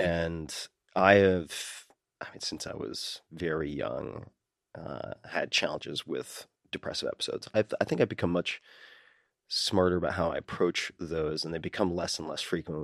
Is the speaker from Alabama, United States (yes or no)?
no; Long Island, New York, United States; I'm from Long Island